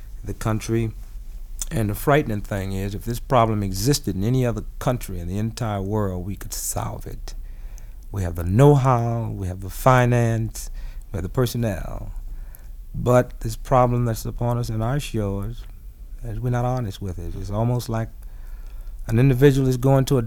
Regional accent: United States; I'm an American. I'm a Negro.

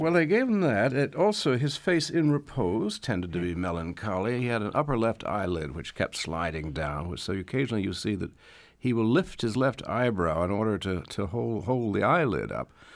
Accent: Washington, District of Columbia, United States; when I was growing up in Washington in the twenties and the thirties

